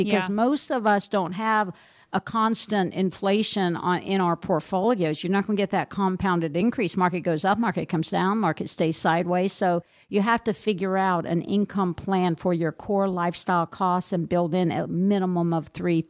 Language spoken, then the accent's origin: English; Minnesota, United States; and I'm from Minnesota, so they could charge more, right?